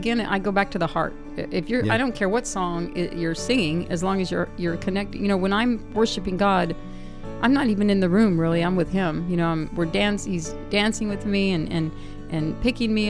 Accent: San Diego, California, United States; I'm from San Diego

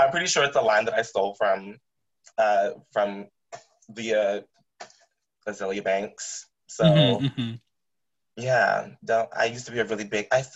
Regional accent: outside the suburbs of DC, Maryland, United States; I grew up in Maryland, right outside the suburbs of DC

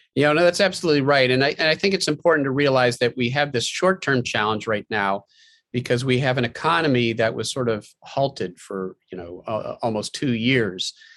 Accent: Pennsylvania, United States; my home state of Pennsylvania

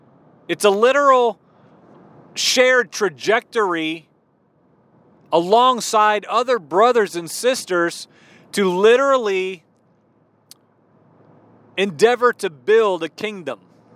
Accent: Illinois, United States; also born or lived in Maryland / East Texas / Baton Rouge, Louisiana; I was born in Maryland. My dad was in the military. I don't remember anything there. I was a mere baby. I grew up most of my life in central Illinois.

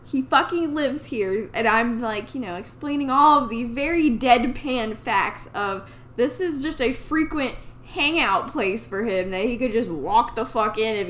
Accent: Dayton, Ohio, United States; Shout out to my hometown, Dayton, Ohio.

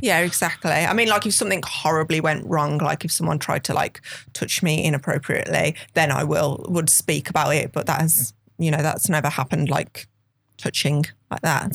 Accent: Birmingham, West Midlands, United Kingdom; accent: thick Birmingham; I'm from Birmingham, and I do have a Birmingham accent

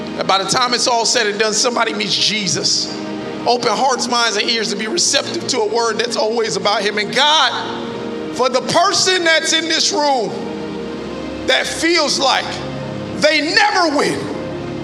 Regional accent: Miami Gardens, Florida, United States; I'm a kid from Carroll City

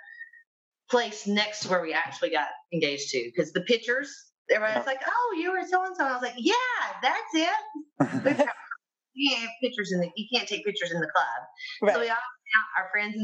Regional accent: Mississippi, United States; moved away; I'm actually from Mississippi originally.

